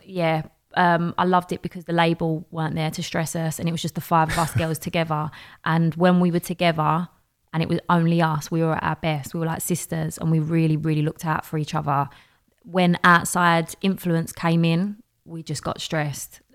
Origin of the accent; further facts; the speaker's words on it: London, United Kingdom; accent: Cockney; I'm from Bow.